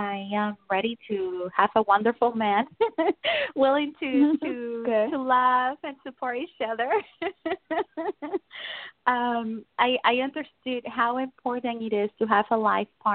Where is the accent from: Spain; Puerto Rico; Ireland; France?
Puerto Rico; moved away; I'm original from Puerto Rico